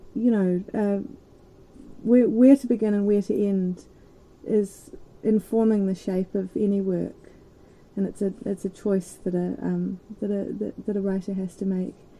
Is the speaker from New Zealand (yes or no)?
yes; Christchurch, Canterbury, New Zealand; I grew up in Christchurch which is on the east coast of the um, South Island